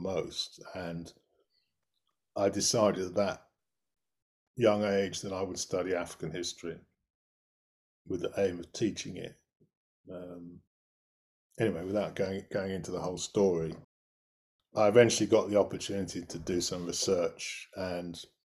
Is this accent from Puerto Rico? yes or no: no; United Kingdom; I grew up actually not very far from London, but far enough from London to be in the middle of nowhere, as it were.